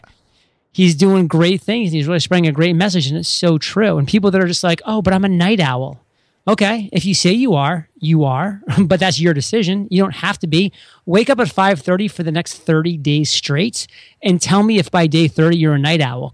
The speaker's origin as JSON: {"language": "English", "region": "Maine", "country": "United States", "moved": "yes", "lives_now": "San Diego, United States", "said": "I'm from Maine"}